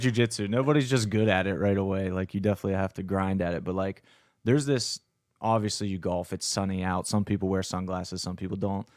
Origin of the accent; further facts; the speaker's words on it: Fulton County, South Central Pennsylvania, United States; a Fulton County crew neck, which is where I'm from in, like, South Central P A, and it's very rural as well.